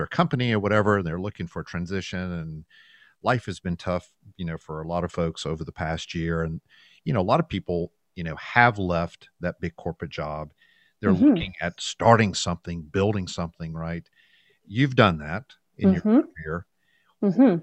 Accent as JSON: {"language": "English", "region": "the American South", "country": "United States", "said": "As a Southerner"}